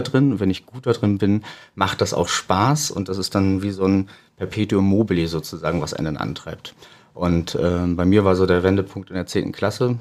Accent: Güstrow, Mecklenburg-Vorpommern, Germany; moved away as an adult; also born or lived in Rostock / Berlin; Ich bin gebürtiger Rostocker, aber aufgewachsen und zur Schule gegangen in Güstrow

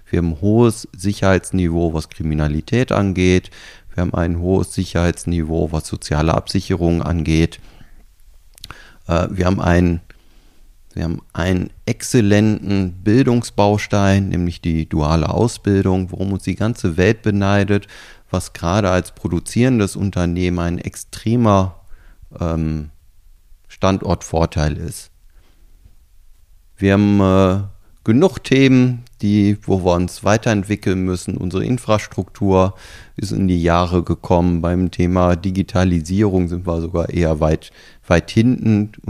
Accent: Germany; naja, ich komme ja aus Deutschland da können wir ja noch eine Menge von euch lernen.

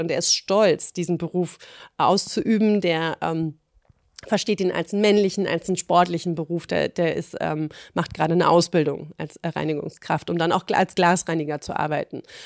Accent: Berlin, Germany; ich als Berlinerin

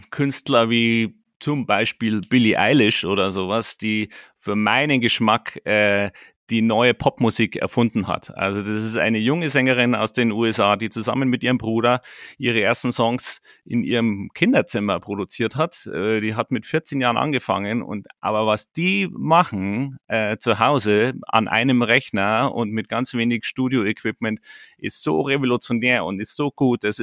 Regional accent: Bad Tölz, Bavaria, Germany; born there; Ähm, ich bin Bayer durch und durch. Ich bin hier in Bad Hölz geboren und ich stehe voll zu meinen Wurzeln.

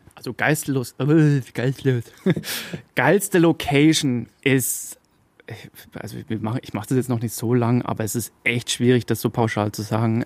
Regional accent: Upper Franconia, Bavaria, Germany; ich habe hier meine Wurzeln

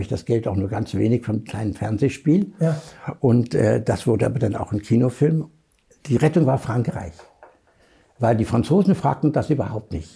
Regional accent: Germany; als Deutscher

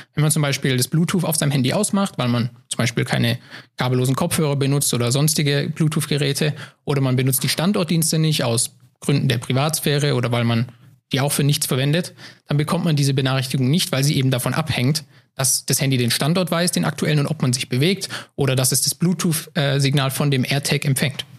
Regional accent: Heilbronn region, Baden-Württemberg, Germany; moved away as an adult; now in Saarbrücken, Germany; ich komme aus Baden-Württemberg, ähm, aus der Region Heilbronn. Und ähm, dort bin ich auch mein, mein ganzes Leben gewesen und groß

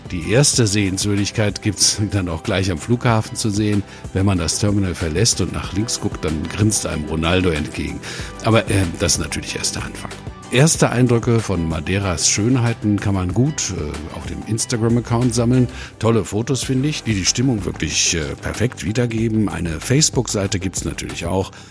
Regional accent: Schleswig-Holstein, Germany; Auch ich komme aus dem Norden von Deutschland, ne, nördlich von Hamburg.

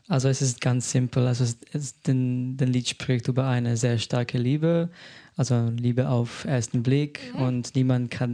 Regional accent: Slovenia; also born or lived in Solothurn, Switzerland; now in Berlin, Germany; Ursprünglich komme ich aus Slowenien

